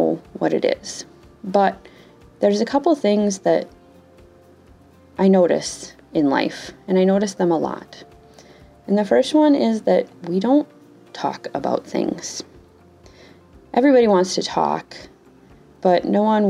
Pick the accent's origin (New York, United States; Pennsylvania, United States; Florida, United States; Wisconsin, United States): Wisconsin, United States; accent: Wisconsin; I'm from Wisconsin. I have grown up here my entire life. And most recently, I was informed that I have an amazing Wisconsin accent